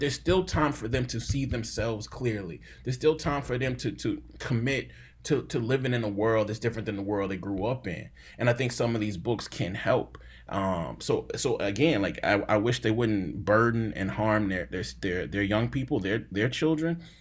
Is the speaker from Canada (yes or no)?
no; Jackson, Mississippi, United States; I'm from Jackson, Mississippi